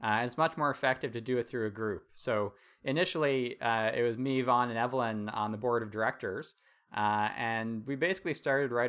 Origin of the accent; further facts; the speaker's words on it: Toronto, Ontario, Canada; also born or lived in Halifax; I grew up here in Toronto. When I went to university, I moved out east to Halifax